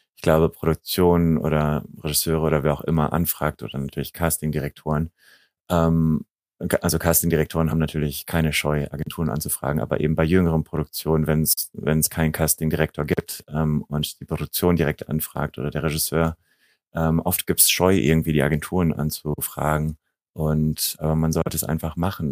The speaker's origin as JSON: {"language": "German", "country": "Germany", "tie": "born or raised there", "said": "ich bin eben in Deutschland aufgewachsen, aber habe jeden Sommer eben in diesem kleinen serbischen Dorf äh, meine, meine Sommerferien verbracht"}